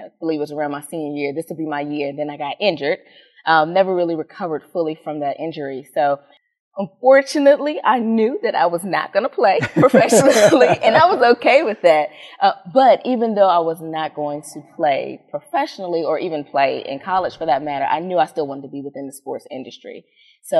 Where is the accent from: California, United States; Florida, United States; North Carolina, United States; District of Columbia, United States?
District of Columbia, United States; Washington; moved away; also born or lived in Maryland / North Metro Atlanta, Georgia; I'm born and raised in Washington, D.C.